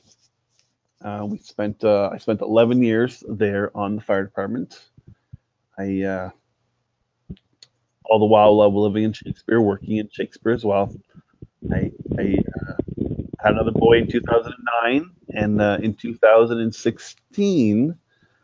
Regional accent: Cornwall, Ontario, Canada; now in Stratford, Canada; I was born and raised in Cornwall, Ontario

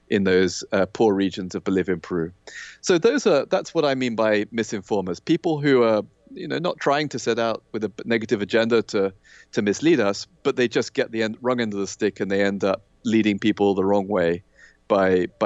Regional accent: Kenya; I, I think I said I, I grew up in Kenya in Africa, which right. was you know a very kind of post-colonial environment. It was a British colony, which you know I, I was born there ten years after independence

